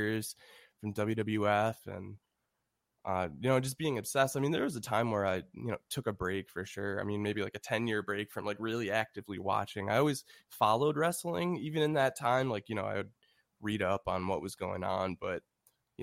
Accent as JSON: {"language": "English", "town": "Buffalo", "region": "New York", "country": "United States", "said": "I'm from Buffalo, New York"}